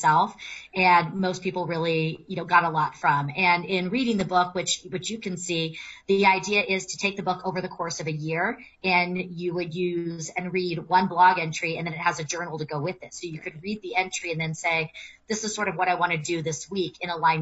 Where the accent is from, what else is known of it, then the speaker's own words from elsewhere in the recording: California, United States; now in Colorado, United States; I live in Colorado. I'm from California